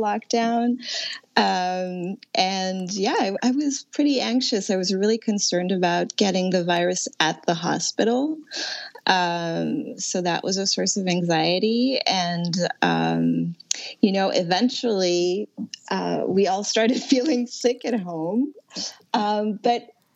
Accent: France; also born or lived in Connecticut; now in New York City, United States; I'm originally from France, so I've also been very concerned about my family in Paris

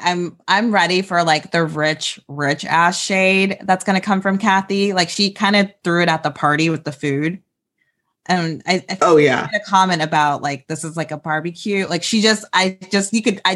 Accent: Midwest, United States; now in Kansas City, United States; we're both from the Midwest and I'm in Kansas City

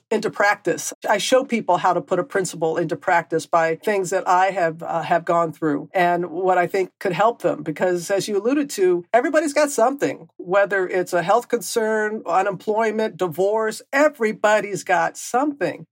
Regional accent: Mississippi Gulf Coast, United States; moved away; growing up on the Gulf Coast

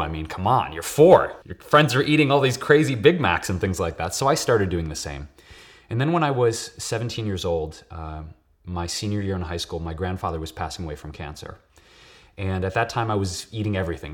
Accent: Detroit, Michigan, United States; moved away as an adult; now in Los Angeles, United States; I was born and raised in Detroit, um, Puerto Rican and Polish, and, uh, I've been living in L A for about eight years now.

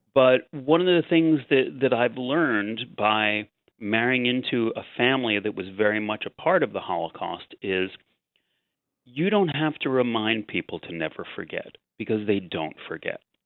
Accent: New York City, New York, United States; as a New Yorker

